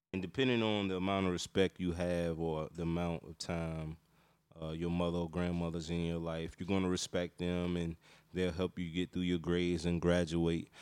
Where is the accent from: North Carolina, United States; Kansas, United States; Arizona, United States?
North Carolina, United States; also born or lived in Washington, D.C.; I grew up in North Carolina, but I was born in D C and we moved to North Carolina to get away from the violence and stuff like